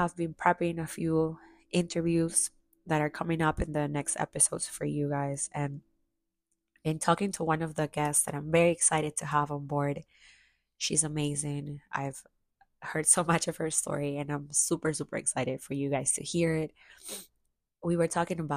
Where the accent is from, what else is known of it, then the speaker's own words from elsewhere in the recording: Chiclayo, Lambayeque, Peru; now in United States; I finally got a chance to go to my hometown, which I hadn't gone back to since before the pandemic